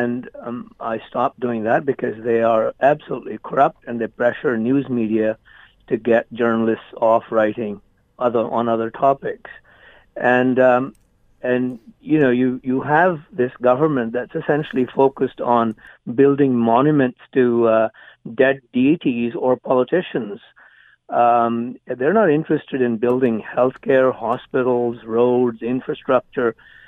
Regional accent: India; also born or lived in British Columbia, Canada; now in Canada; I was born and raised in India.

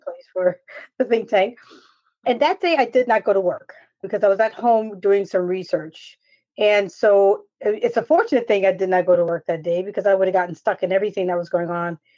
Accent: New York, United States; moved away; I'm from New York

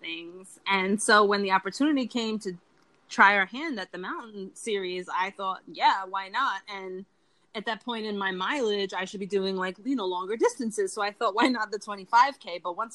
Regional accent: New York City, New York, United States; also born or lived in Bronx, New York City / Harlem, New York City; I grew up in Queens in New York City

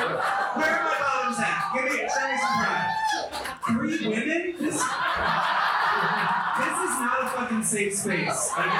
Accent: Austin, Texas, United States; we're both from Austin.

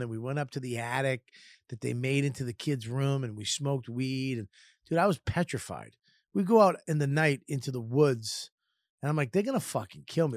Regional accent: Boston, Massachusetts, United States; also born or lived in Lynn, Massachusetts; I grew up in Boston in the city

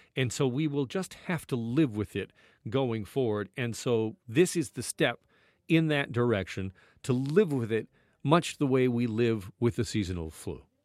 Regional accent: Burlington, Ontario, Canada; moved away as an adult; also born or lived in Vancouver, Canada / Edmonton, Canada; I grew up in Burlington

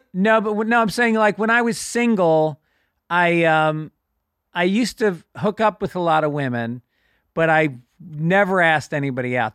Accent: New York, United States; I grew up in New York

